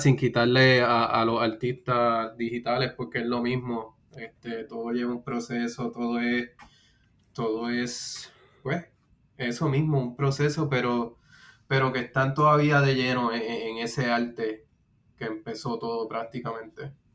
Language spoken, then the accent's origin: Spanish; Puerto Rico; now in United States; soy de Puerto Rico, eh, residiendo en los Estados Unidos